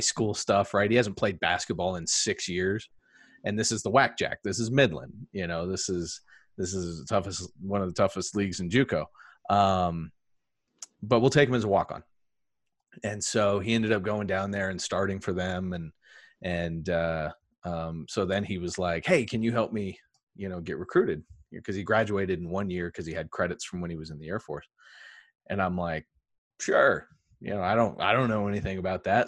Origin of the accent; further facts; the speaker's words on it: England, United Kingdom; moved away; I grew up in England